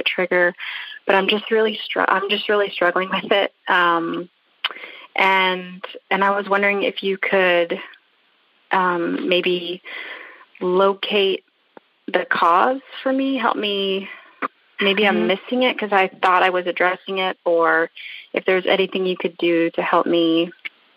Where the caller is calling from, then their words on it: Redmond, Washington, United States; I am calling from Redmond, Washington, which is right outside of Seattle.